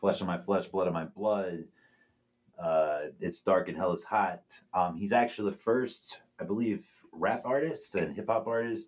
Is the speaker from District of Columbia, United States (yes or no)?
no; New York, United States; we're from New York.